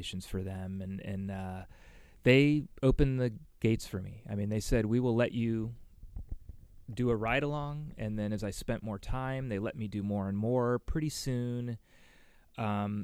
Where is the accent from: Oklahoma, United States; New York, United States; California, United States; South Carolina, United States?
California, United States; Burlingame; now in San Francisco, United States; I grew up in Burlingame.